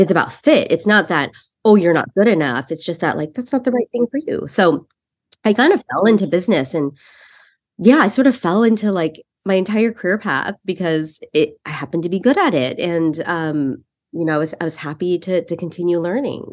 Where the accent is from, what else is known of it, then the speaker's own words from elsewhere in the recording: San Francisco Bay Area, California, United States; I grew up in the Bay Area